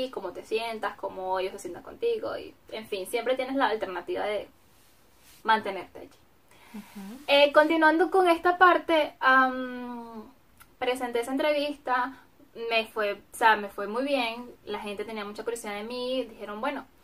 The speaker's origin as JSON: {"language": "Spanish", "country": "Venezuela", "lives_now": "Germany", "said": "si yo soy venezolana y pues simplemente vengo a Alemania por"}